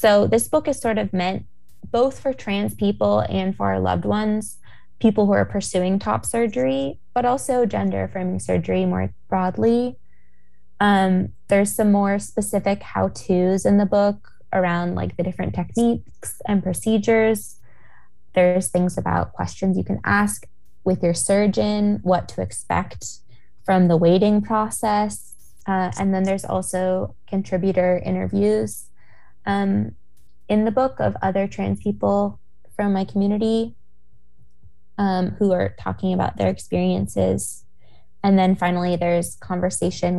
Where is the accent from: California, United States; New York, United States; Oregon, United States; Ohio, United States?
Oregon, United States; Portland; moved away; I am from Portland. I grew up here. I've moved back in the past couple years